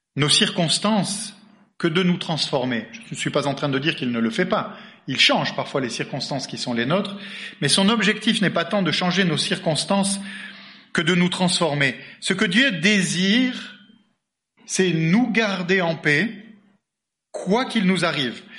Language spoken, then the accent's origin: French; Bordeaux, Nouvelle-Aquitaine, France; je suis bordelais d'origine